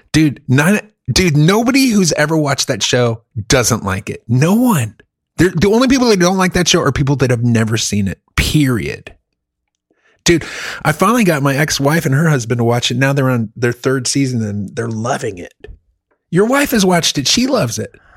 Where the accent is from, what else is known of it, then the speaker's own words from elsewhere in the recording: Germany; now in United States; I lived, I grew up in Germany